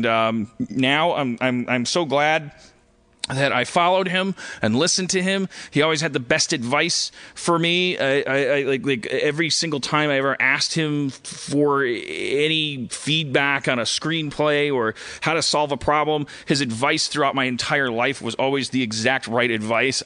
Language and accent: English; Milwaukee, Wisconsin, United States; moved away; I'm also from Milwaukee.